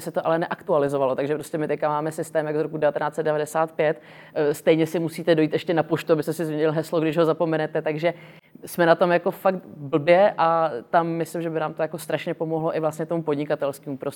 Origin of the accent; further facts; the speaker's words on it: Vietnam; já jsem vyrůstala vlastně ve Větnamu část svého života, takže jsem byla vlastně v mezinárodním vzdělávacím systému